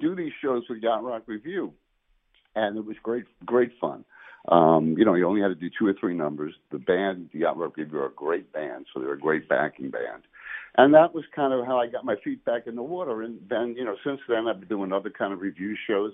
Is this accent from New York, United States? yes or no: yes; New York City, New York, United States; I was born in Brooklyn, New York.